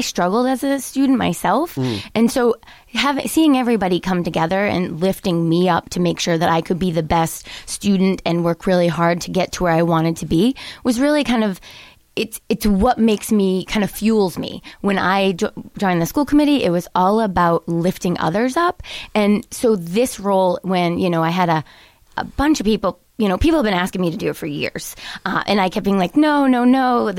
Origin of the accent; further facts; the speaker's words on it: Plymouth, Massachusetts, United States; also born or lived in Virginia; So I grew up in Plymouth.